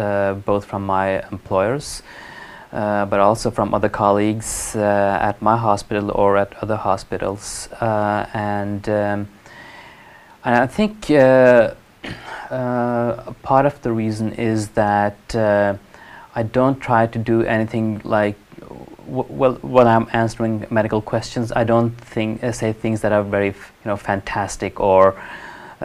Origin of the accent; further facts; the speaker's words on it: Oslo, Norway; I was born here in Norway in 1975. And we moved around a bit in Oslo. But mostly I've grown up in a part of Oslo called Hovseter, which is the western part of Oslo.